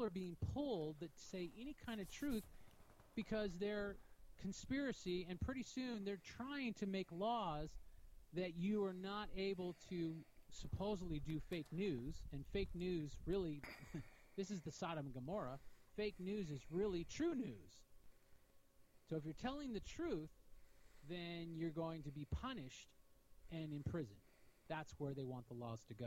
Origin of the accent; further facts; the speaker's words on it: United States; I'm from America